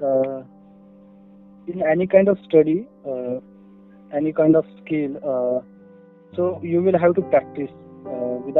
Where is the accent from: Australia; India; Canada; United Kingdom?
India; Nashik, Maharashtra; English is a second language; also born or lived in Pune; I'm from Nasik, Maharashtra.